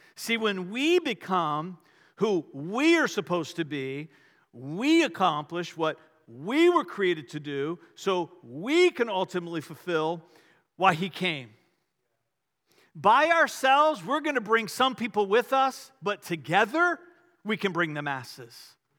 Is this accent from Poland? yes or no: no; Richmond, Virginia, United States; I grew up outside of Richmond